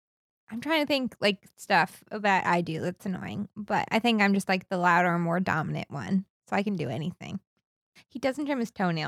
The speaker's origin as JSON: {"language": "English", "region": "Northern Florida", "country": "United States", "accent": "Southern", "moved": "yes", "said": "I'm from Northern Florida."}